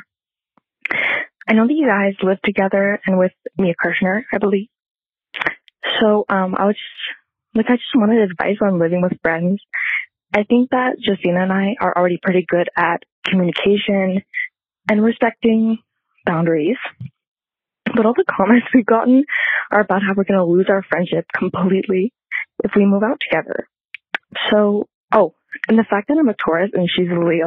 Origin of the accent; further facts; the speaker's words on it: Montreal, Quebec, Canada; I'm 20 and I'm from Montreal